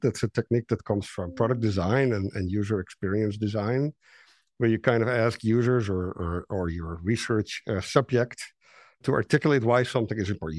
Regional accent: Netherlands; English is a second language; moved away as an adult; I'm Dutch, you know, I'm, my English is not great

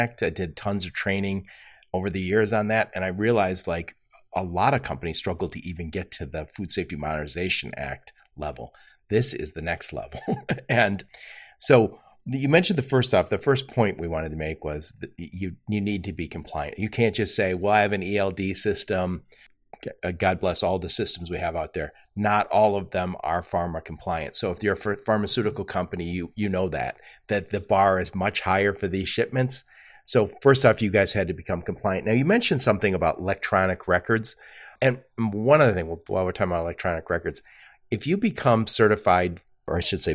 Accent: Michigan, United States; I'm from Michigan

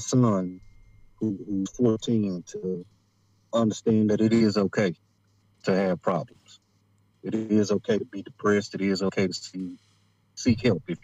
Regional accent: United States; We as African Americans

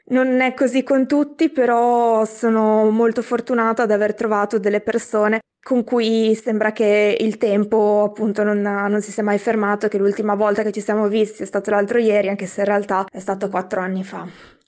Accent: Piacenza, Emilia-Romagna, Italy; moved away as an adult; also born or lived in Forlì; now in Brussels, Belgium; dalla mia città natale, da, mm, da Piacenza

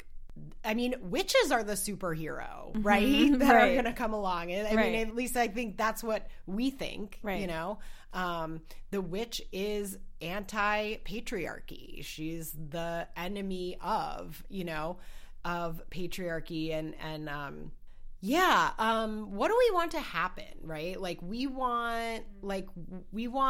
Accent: Wisconsin, United States; moved away; I'm originally from Wisconsin

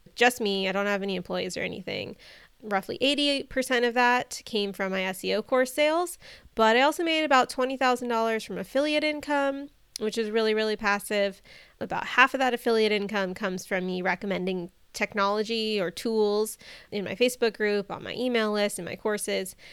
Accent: Bay Area, California, United States; moved away; my husband and I were both born and raised in the Bay Area

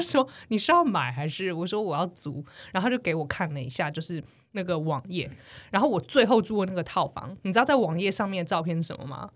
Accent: Taiwan; accent: Taiwanese; 我说台湾人

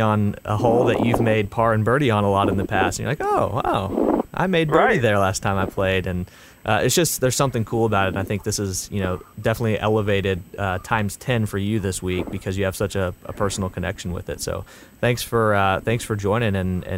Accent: Northwest Arkansas, United States; the LPGA has the Northwest Arkansas Walmart Championship every year in my hometown at Pinnacle

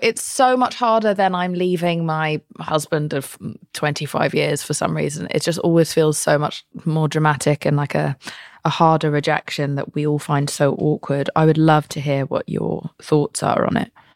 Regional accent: United Kingdom; I'm British.

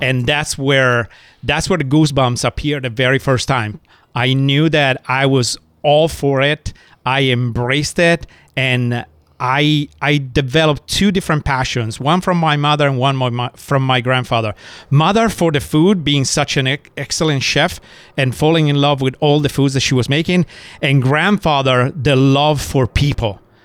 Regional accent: Italy; moved away; I was born in Italy, seven generation in hospitality. My mom was a fantastic chef in Italy

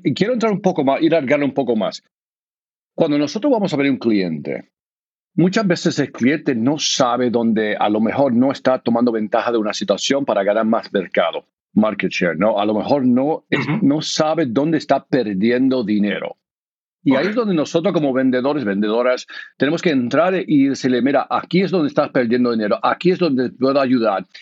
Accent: United States; also born or lived in Argentina; yo soy de aquí, de los Estados Unidos, mi familia es de Puerto Rico

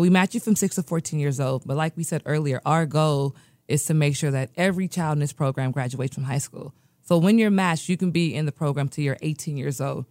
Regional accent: United States; also born or lived in Nigeria; I was born in America

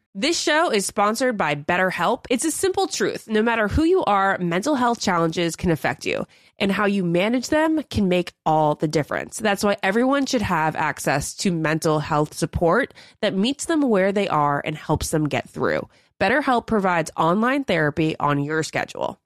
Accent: Northern Virginia, United States; That's my home state as well.

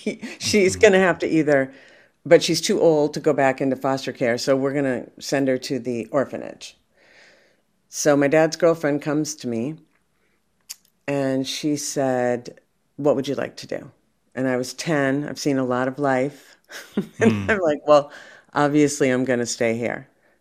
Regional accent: Minneapolis, Minnesota, United States; I'm from Minneapolis

